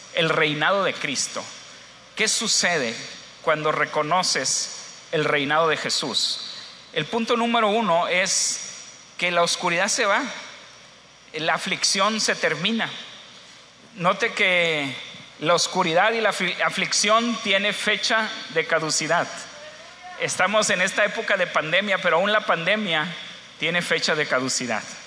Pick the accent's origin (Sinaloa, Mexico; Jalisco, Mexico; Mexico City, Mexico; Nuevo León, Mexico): Sinaloa, Mexico; Culiacán; moved away as an adult; also born or lived in Guamúchil / Ciudad Juárez; yo soy de Culiacán, Sinaloa, y yo antes amaba mucho mi ciudad